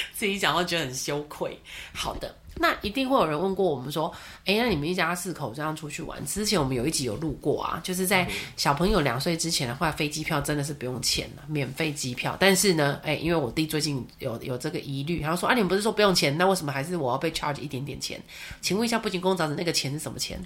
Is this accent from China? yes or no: no; Taiwan; 我们身为台湾人